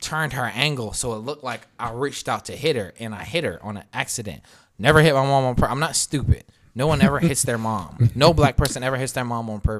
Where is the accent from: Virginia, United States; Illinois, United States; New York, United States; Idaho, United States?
Virginia, United States; now in California, United States; I'm from Virginia